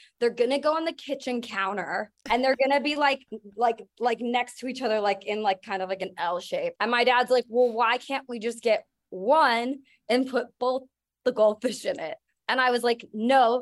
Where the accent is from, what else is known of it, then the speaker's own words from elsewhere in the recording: San Diego, California, United States; I grew up in San Diego